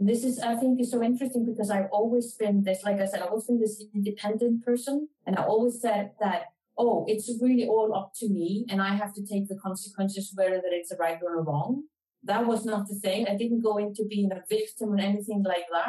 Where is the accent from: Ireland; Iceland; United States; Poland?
Iceland; Iceland, my home country